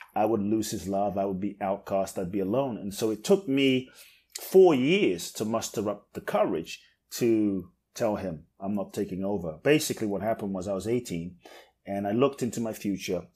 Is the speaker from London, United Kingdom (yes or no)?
yes; London, United Kingdom; moved away as an adult; also born or lived in Ghana / Mexico; now in United States; I grew up in London, in like the hood in London, in South wow. London.